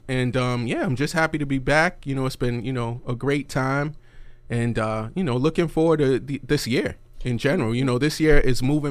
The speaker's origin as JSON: {"language": "English", "region": "East Coast", "country": "United States", "tie": "born or raised there", "said": "we grew up on the East Coast"}